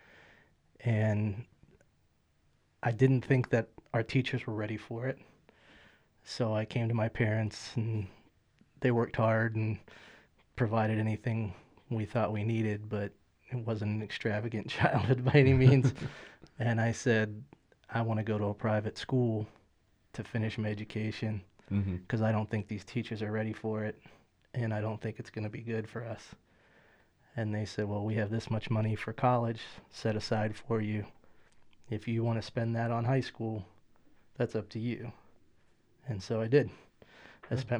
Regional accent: Western Pennsylvania, United States; I grew up in a very small town, Western Pennsylvania, a very rural

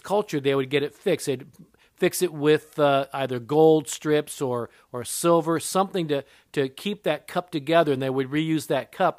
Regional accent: Japan; I'm part Japanese. I was born in Japan. My mother was Japanese

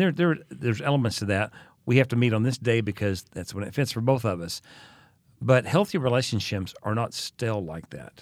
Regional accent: United States; moved away as an adult; also born or lived in Oklahoma / Texas; now in Vienna, Austria; I grew up in Oklahoma and Texas

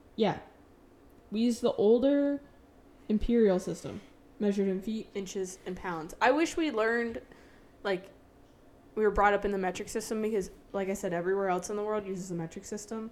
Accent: United States; I'm American.

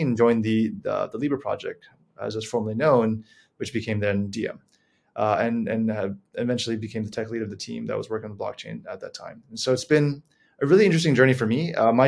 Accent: Honolulu, Hawaii, United States; moved away as an adult; I was born and raised in Honolulu, Hawaii, lived there for the better part of my life

